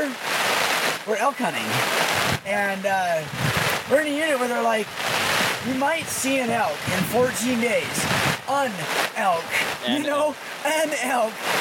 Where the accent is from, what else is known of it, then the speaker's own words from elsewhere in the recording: Baggs, Wyoming, United States; I grew up in Bags, Wyoming